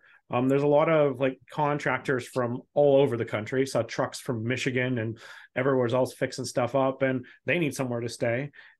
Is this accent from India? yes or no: no; Scotland, United Kingdom; So I'm Scottish, but I'm not much better about, at least stereotypically wise.